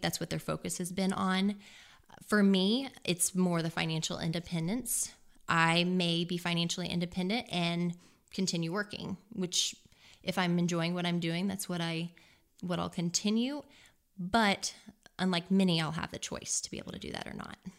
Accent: Versailles, Missouri, United States; now in Columbia, Missouri, United States; I'm originally from Versailles, Missouri, which is down near the Lake of the Ozarks.

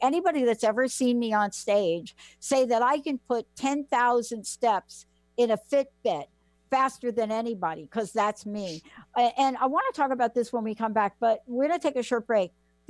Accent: New York City, New York, United States; I'm from the Bronx

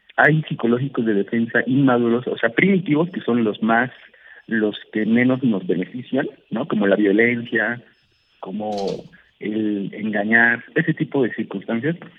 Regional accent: Mexico; en México, en mi país

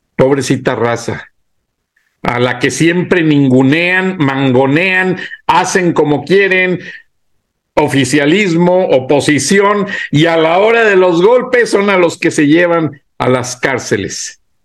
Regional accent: Mexico; así somos los mexicanos

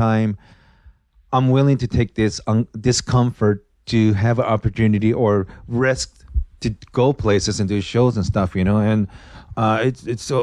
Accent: Japan; English is a second language; now in United States; I came from ghetto in Japan

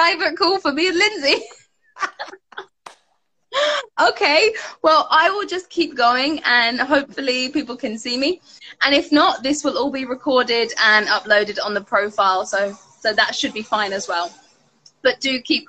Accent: London, United Kingdom; accent: British; I am from London

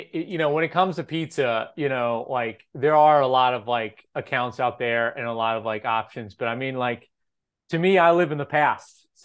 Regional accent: Memphis, Tennessee, United States; I grew up in Memphis.

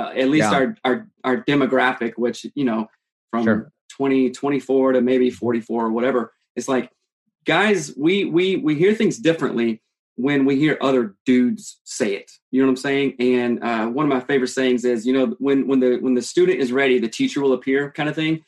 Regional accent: South Carolina, United States; now in Seattle, United States; growing up in South Carolina.

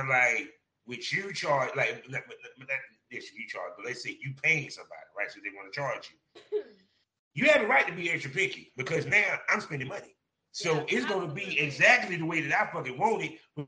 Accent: Durham, North Carolina, United States; I'm in Durham, my hometown.

